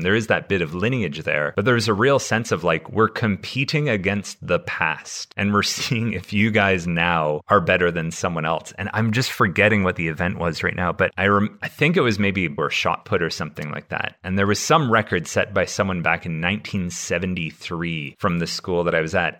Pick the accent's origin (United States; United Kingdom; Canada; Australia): Canada; my school growing up in Canada